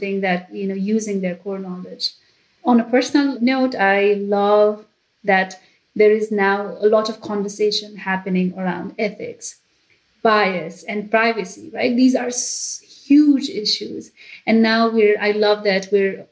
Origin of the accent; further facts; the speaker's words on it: Nepal; now in United States; I am originally from Nepal